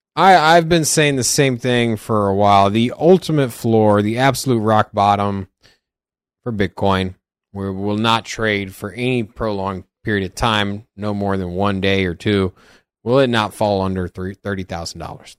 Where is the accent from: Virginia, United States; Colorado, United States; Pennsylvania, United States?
Virginia, United States; now in Las Vegas, United States; I'm originally from Virginia. Before I came to Vegas